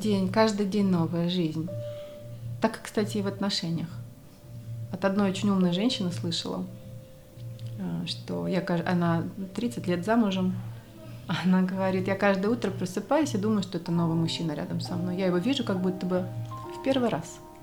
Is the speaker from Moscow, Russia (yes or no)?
yes; Moscow, Russia; moved away; also born or lived in Argentina; я из Москвы